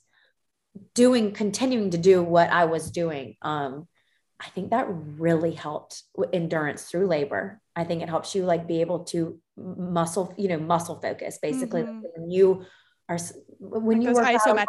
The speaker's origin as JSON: {"language": "English", "town": "Greenville", "region": "South Carolina", "country": "United States", "tie": "born or raised there", "also_born_or_lived": "Columbia, South Carolina", "said": "I grew up in Greenville"}